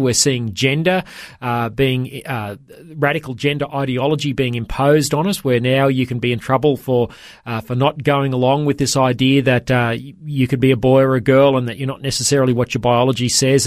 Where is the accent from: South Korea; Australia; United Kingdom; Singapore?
Australia; Toowoomba, Queensland; now in Brisbane, Australia; Queensland, uh, my home state where I grew up. I grew up in Toowoomba, uh, not far from Brisbane